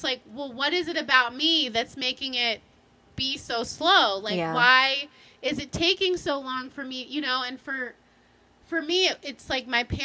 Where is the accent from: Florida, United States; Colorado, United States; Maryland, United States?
Maryland, United States; I'm from Maryland